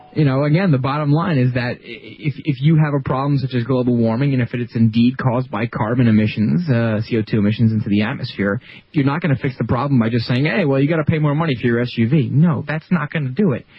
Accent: New York, United States; my home state, New York

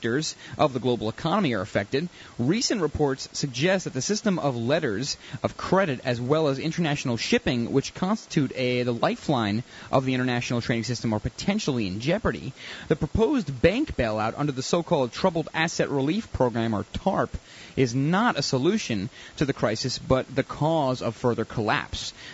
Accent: United States; I'm an American

